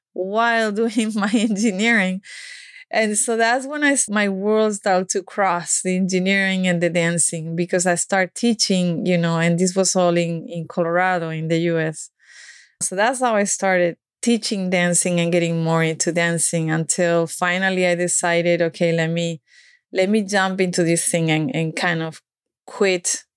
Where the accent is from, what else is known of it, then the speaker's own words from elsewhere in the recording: Málaga, Andalusia, Spain; English is a second language; moved away as an adult; also born or lived in United States; I grew up in Spain